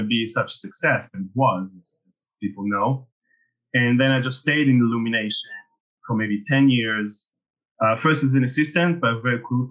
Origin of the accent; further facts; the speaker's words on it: Israel; moved away as an adult; now in France; So I actually grew up in Israel. I'm originally from Israel, so kind of small country. And I came to France to study.